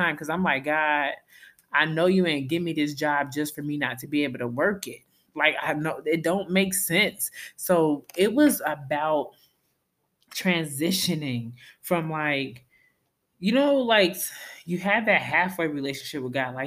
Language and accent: English; Minnesota, United States; moved away; I'm from Minnesota, where we're nice